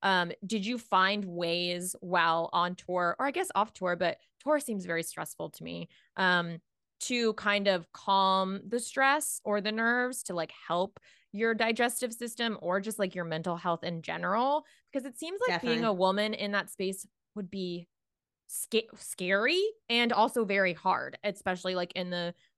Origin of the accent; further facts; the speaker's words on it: Jacksonville, Florida, United States; from Jacksonville.